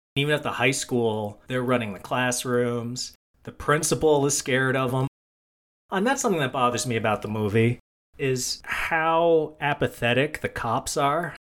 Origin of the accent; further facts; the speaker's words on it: United States; I am an American